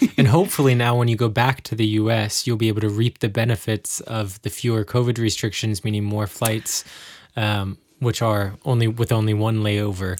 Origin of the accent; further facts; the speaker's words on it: United States; now in Germany; as an American